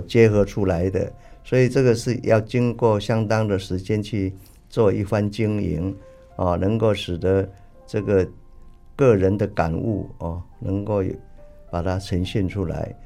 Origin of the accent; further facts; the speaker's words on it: Tamsui, New Taipei, Taiwan; 我出生在台湾北部的淡水，啊，家里呢可以说是世代都务农